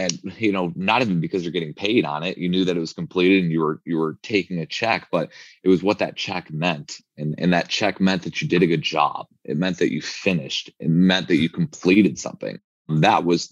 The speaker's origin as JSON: {"language": "English", "town": "Chicago", "region": "Illinois", "country": "United States", "tie": "born or raised there", "moved": "as an adult", "lives_now": "Arizona, United States", "said": "growing up in Chicago"}